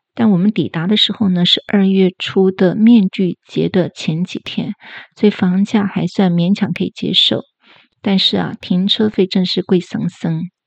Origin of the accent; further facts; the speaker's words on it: Taiwan; 我这种，呃，在亚热带地区土生土长的人